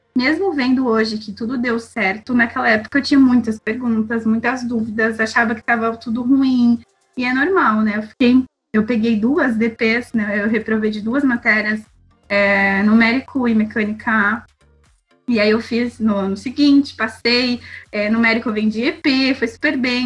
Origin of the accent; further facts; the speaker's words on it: Brazil; moved away as an adult; also born or lived in Belgium; now in France; Eu, como brasileira, não tenho passaporte europeu, só brasileiro